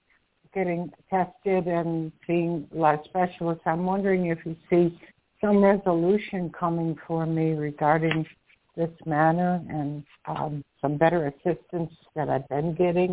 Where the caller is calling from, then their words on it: Florida, United States; I'm calling from Florida.